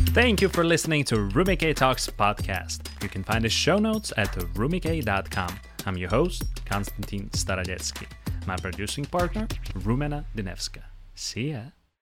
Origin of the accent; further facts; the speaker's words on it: Zaporizhzhia, Zaporizhzhia Oblast, Ukraine; in the neighborhood where I grew up in Zaporozhye